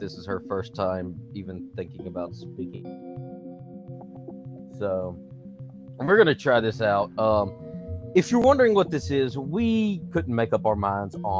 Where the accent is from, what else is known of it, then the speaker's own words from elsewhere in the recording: Louisiana, United States; I'm from Louisiana. We're both from Louisiana, but I still live in Louisiana.